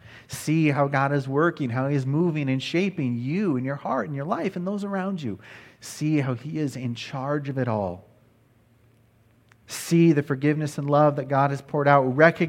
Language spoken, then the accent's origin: English; Nebraska, United States; also born or lived in Texas / Wisconsin; now in California, United States; I was born in Texas, raised in Wisconsin, and grew up in Nebraska. And I could probably add that now California is my home, that I've been here for 10 years.